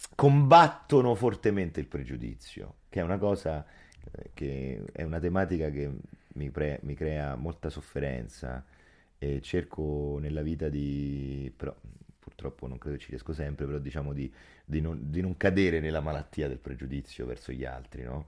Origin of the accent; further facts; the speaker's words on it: Rome, Lazio, Italy; Soprattutto a Roma, soprattutto io sono dell'Alessandrino, il mio quartiere